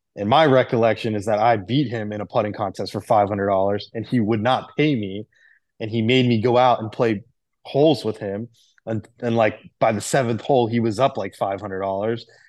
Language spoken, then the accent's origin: English; Miami, Florida, United States; also born or lived in Jupiter, Florida; I grew up in Miami and, uh, my dad worked for the U S T A.